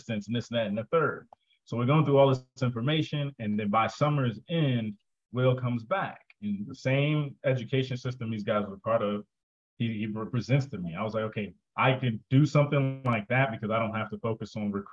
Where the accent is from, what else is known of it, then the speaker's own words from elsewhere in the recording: New Jersey, United States; I'm from Jersey